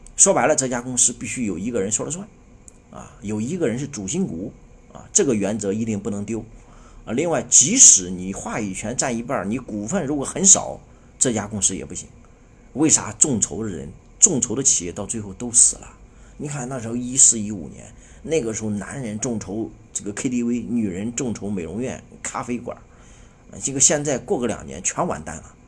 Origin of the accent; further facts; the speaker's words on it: China; 我们中国人